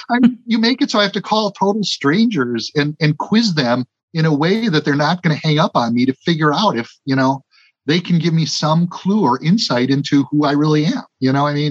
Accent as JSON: {"language": "English", "town": "Milwaukee", "region": "Wisconsin", "country": "United States", "tie": "born there", "said": "She said, I was born in Burlington, but actually I was born in Milwaukee, but place of birth was next to mother's residence."}